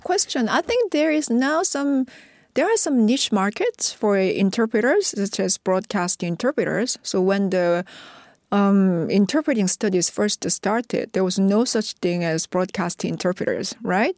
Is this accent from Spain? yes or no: no; South Korea; first language Korean; English is a second language; I was a monolingual Korean